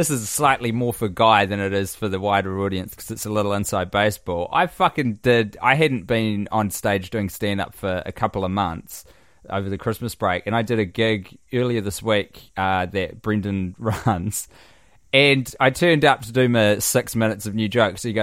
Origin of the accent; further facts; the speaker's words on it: Canada; I am Canadian, and boy, do I love our sweet cheesy fries, gravy, love poutine.